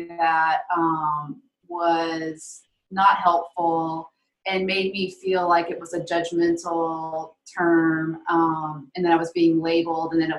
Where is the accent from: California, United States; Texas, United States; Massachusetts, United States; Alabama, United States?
Alabama, United States; I grew up Catholic in the Deep South, Alabama